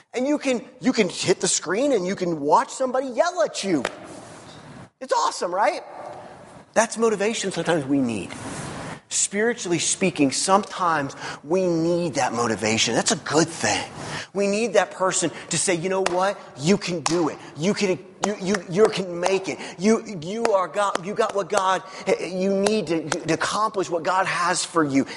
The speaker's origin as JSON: {"language": "English", "region": "Missouri", "country": "United States", "tie": "born or raised there", "said": "I grew up in Missouri. Missouri is the show me state"}